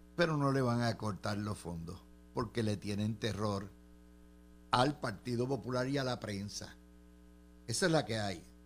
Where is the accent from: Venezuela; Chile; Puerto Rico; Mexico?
Puerto Rico; Como contribuyente puertorriqueño